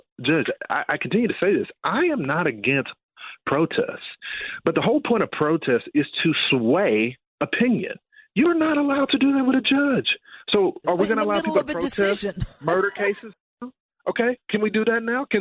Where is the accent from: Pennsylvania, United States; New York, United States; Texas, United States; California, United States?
Texas, United States; my home state of Texas